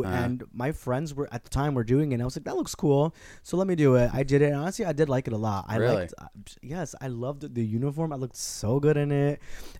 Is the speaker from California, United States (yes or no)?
no; Newburgh, New York, United States; Oh, I'm from right here, Newburgh, New York.